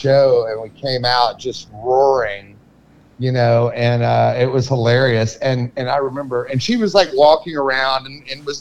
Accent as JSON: {"language": "English", "region": "Texas", "country": "United States", "tie": "born or raised there", "also_born_or_lived": "Louisiana", "said": "But I'm originally from Texas. I grew up in Texas. I was born in Louisiana. I grew up in Texas."}